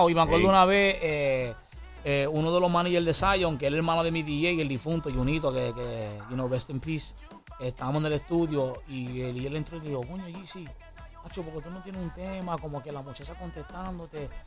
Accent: Puerto Rico; also born or lived in New York; yo, nací en Nueva York y me crié en Puerto Rico.

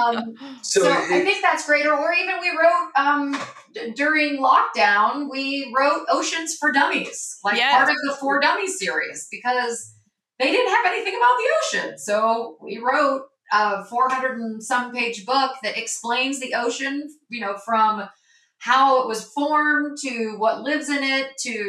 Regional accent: North Carolina, United States; I'm from North Carolina

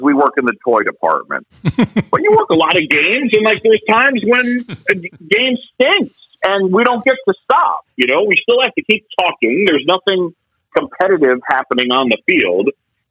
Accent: New York City, New York, United States; also born or lived in Philadelphia, Pennsylvania; I was born in Philadelphia. I grew up in New York City, this little area that was created and opened in 1976. It's a small island between Manhattan and Queens called Roosevelt Island

